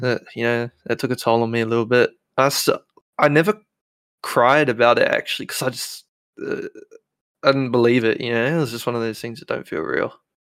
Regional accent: New Zealand; I'm nineteen, I'm from New Zealand

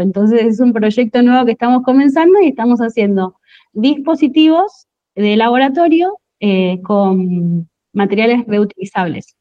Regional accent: Monte Grande, Buenos Aires Province, Argentina; yo soy de Monte Grande

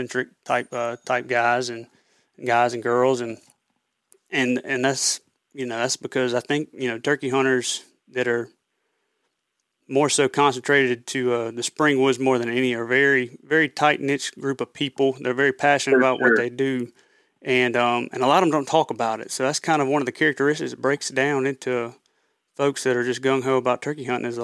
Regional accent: Raymond, Mississippi, United States; also born or lived in New Orleans, Louisiana; I just moved back from New Orleans, Louisiana, up back to my hometown of Raymond, Mississippi

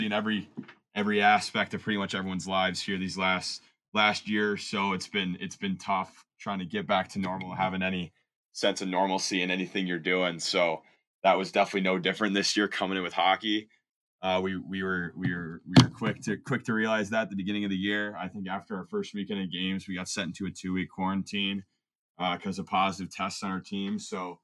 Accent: Grand Rapids, Michigan, United States; now in Culver, United States; I'm from Grand Rapids, Michigan

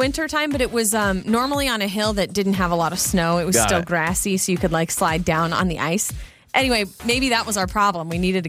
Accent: North Idaho, United States; we're both from North Idaho

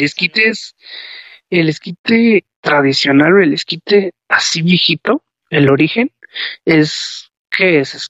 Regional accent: León, Guanajuato, Mexico; Yo soy del estado de Guanajuato, este, vivo en León, Guanajuato

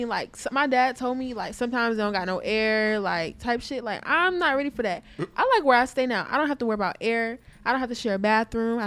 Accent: United States; I'm American.

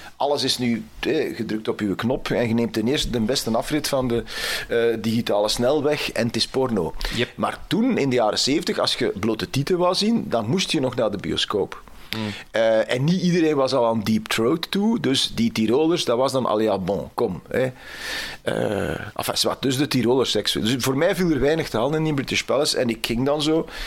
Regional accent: Temse, Flanders, Belgium; Ik ben van Temse, Oost-Vlaanderen

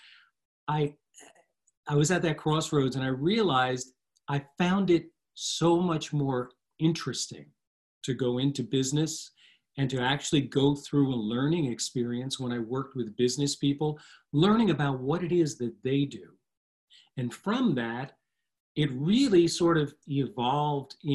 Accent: New Jersey, United States; I've always lived in the shadow of New York City and one of the suburbs, actually, in New Jersey

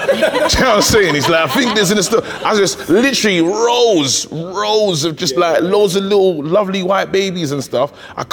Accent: United Kingdom; also born or lived in Nigeria (ancestry) / Bromley; I grew up here, but my parents always told me that I'm not English, I'm not British. They said, you're Nigerian.

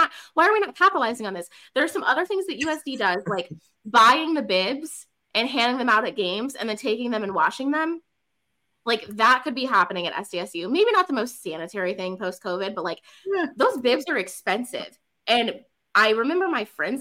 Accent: South Dakota, United States; moved away as an adult; also born or lived in South Carolina; now in Ohio, United States; I'm from South Dakota

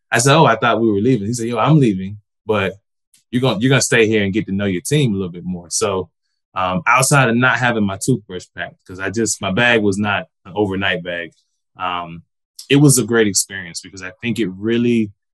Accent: Georgia, United States; moved away as an adult; also born or lived in Des Moines, Iowa / Tampa; I'm originally from Georgia

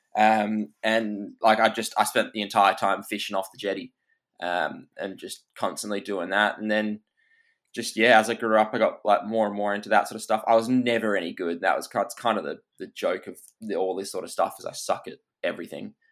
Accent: Perth, Western Australia, Australia; I was Perth born and raised

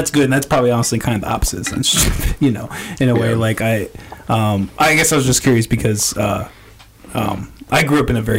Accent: Orange City, Iowa, United States; I grew up in Orange City

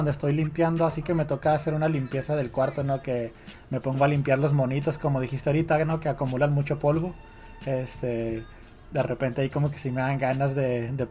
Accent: Ciudad Juárez, Chihuahua, Mexico; moved away; mi familia durante toda mi infancia en México eh, se dedicaron a eso, ¿no? A, vender cosas de segunda mano en, en, un mercado de Juárez.

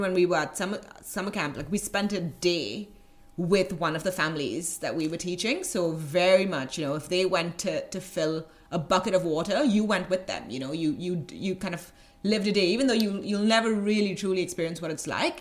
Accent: Goa, India; moved away as an adult; also born or lived in Mumbai, India; I grew up in a in a kind of one of the smallest uh, states in India

